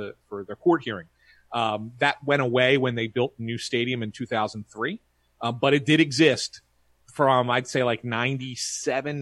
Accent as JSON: {"language": "English", "town": "Philadelphia", "region": "Pennsylvania", "country": "United States", "tie": "born or raised there", "said": "I grew up here in Philly"}